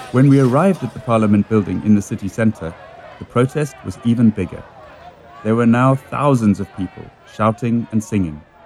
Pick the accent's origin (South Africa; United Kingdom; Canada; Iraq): South Africa; Cape Town, Western Cape; I grew up in Cape Town, South Africa